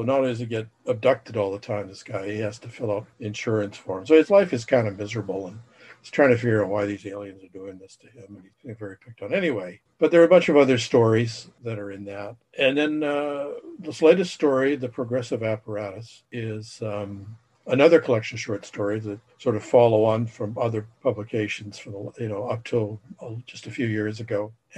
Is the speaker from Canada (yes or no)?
yes; Saskatoon, Saskatchewan, Canada; also born or lived in Alberta; now in Toronto, Canada; I'm originally from the beautiful metropolis of Saskatoon, Saskatchewan, via southern Alberta and then over to Ontario.